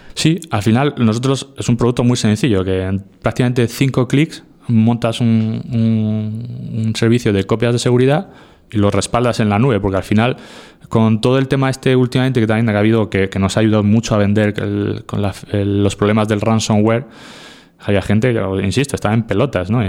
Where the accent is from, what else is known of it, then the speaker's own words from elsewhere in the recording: Region of Murcia, Spain; moved away; cada vez que vuelvo a, a mi tierra, Murcia